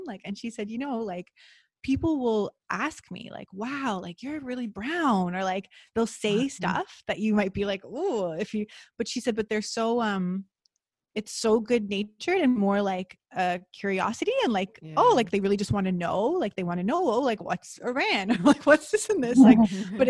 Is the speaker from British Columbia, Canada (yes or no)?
no; Toronto, Ontario, Canada; moved away; also born or lived in Costa Rica; growing up in Toronto